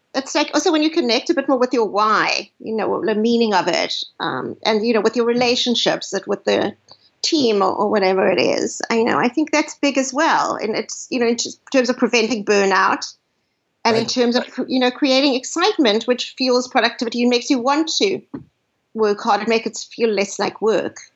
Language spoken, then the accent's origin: English; South Africa; now in United States; growing up, I grew up in South Africa